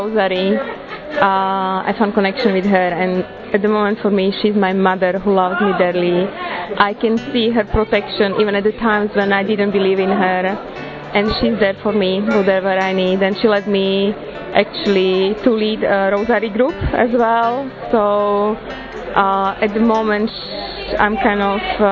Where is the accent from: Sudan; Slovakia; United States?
Slovakia; I'm from Slovakia